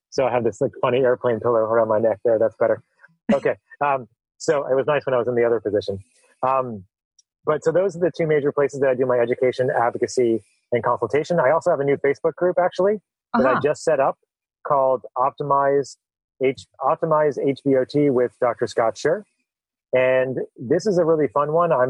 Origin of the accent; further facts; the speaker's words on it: New Zealand; what I was saying is that as a New Zealander, you're you're known for your risk taking.